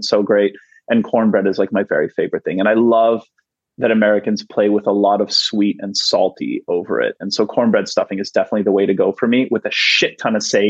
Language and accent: English; Canada; now in United States; growing up in Canada